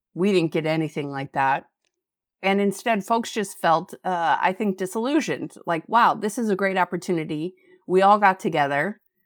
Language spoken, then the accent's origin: English; Fairbanks, Alaska, United States; now in Anchorage, United States; I grew up in Fairbanks, which is an Arctic desert